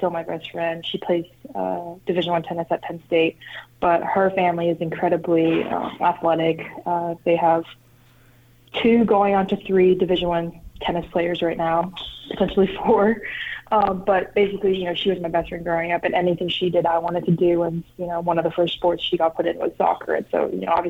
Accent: Canada; moved away; growing up in Canada, hockey's a big deal

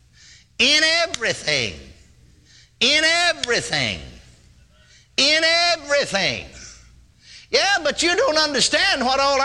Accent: Texas, United States; I'm born and raised in Texas.

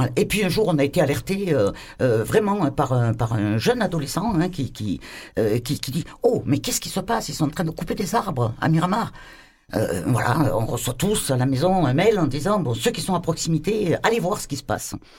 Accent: Marseille, Provence-Alpes-Côte d'Azur, France; En tant que Marseillais, vraiment de base

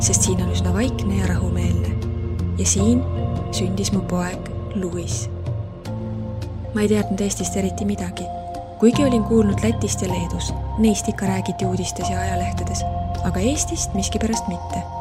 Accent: Lagos, Nigeria; now in Estonia; ma tulen Nigeeria kaguosast, kuigi sündisin ja kasvasin edelas kosmopoliitses Lagose linnas. Lagos on tõeline sulatusahi, nagu ameeriklastele New York. elu on väga kiire ja aktiivne, palju lärmakam kui siin Eestis.

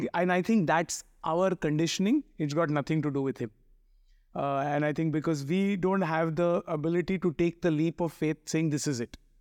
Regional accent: Mumbai, Maharashtra, India; I grew up in, uh, what is called the Chennai of Bombay, Chembur

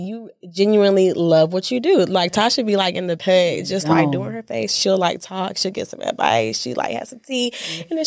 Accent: Atlanta, Georgia, United States; We all from Atlanta

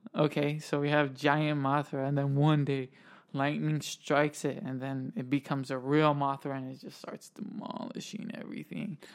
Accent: United States; where we're from, we're from America

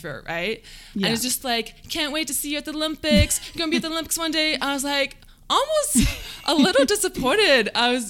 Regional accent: London, Ontario, Canada; I grew up in London, Ontario.

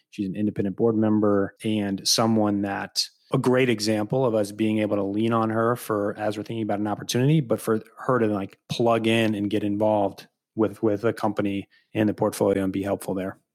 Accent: Peoria, Illinois, United States; growing up in Central Illinois, growing up in Peoria

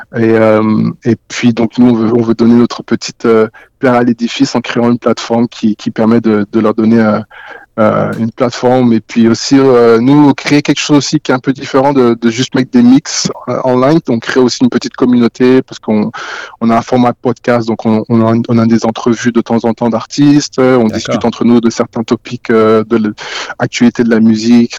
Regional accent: Haute-Savoie, Auvergne-Rhône-Alpes, France; moved away as an adult; also born or lived in Guinea / Montreal, Canada; now in Toronto, Canada; j'ai grandi, j'ai grandi en France, euh, en Haute-Savoie, et, euh, d'origine guinéenne, donc, euh, Guinée-Conakry.

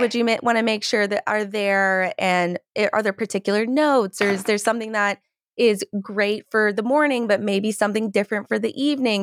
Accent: Georgia, United States; I'm from Georgia and like in the South, there's nice. beautiful magnolia trees

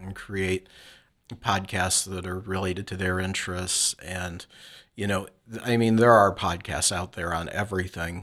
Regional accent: Flint, Michigan, United States; I grew up in Flint, Michigan

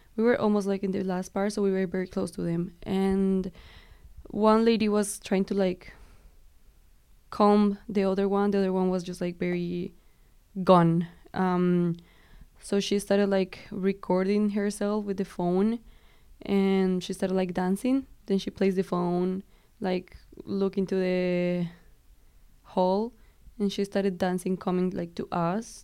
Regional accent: Colombia; moved away; I'm from Colombia

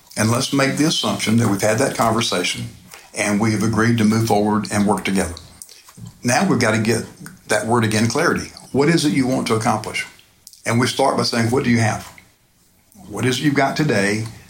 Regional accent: Phoenix Springs area, Florida, United States; where I grew up over in the Phoenix Springs area

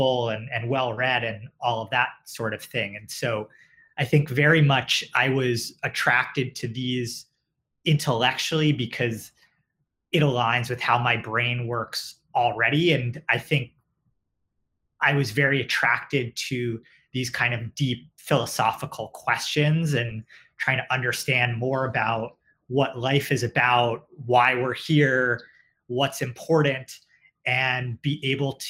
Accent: New York City, New York, United States; also born or lived in Westchester; I grew up in New York, both in the city and in Westchester. So have stayed local.

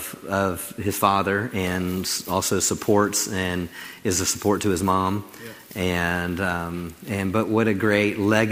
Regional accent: Maryland, United States; now in Crowley, United States; I came from Maryland to the big town of Crowley, I should say.

